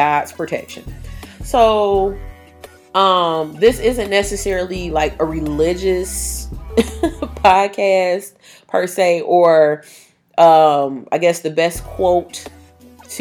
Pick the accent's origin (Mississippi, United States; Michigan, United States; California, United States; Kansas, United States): Michigan, United States; Detroit; I was attending the Detroit School of the Arts, and I graduated in 2007